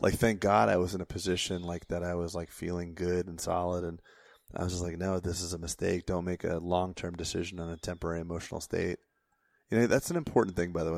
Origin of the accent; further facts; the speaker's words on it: Florida, United States; I grew up in Florida